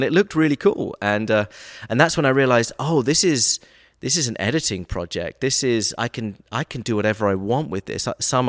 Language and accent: English; Brighton, South East England, United Kingdom; also born or lived in Nashville; now in Atlanta, United States; I'm from the south coast of England, Brighton.